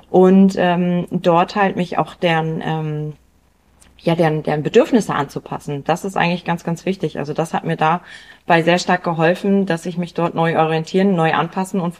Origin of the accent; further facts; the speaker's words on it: Bremen, Germany; Ich komme ähm, aus Bremen